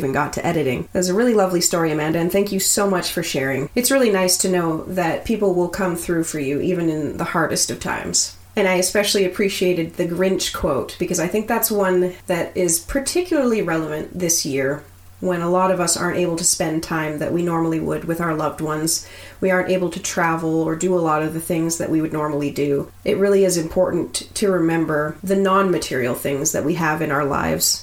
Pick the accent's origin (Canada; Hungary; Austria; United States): Canada; Nova Scotia; moved away as an adult; also born or lived in Fort Frances, Ontario; I'm from Nova Scotia, where nothing you want to see is more than 2 hours away.